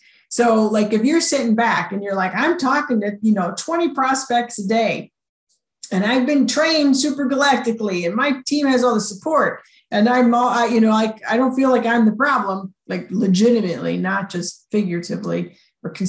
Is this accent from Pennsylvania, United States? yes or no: no; Chicago, Illinois, United States; I grew up in Chicago